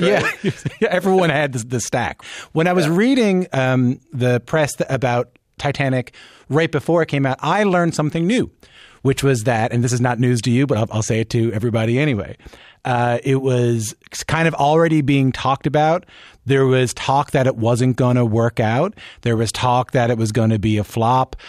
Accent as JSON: {"language": "English", "region": "Newfoundland and Labrador", "country": "Canada", "said": "I'm from Newfoundland"}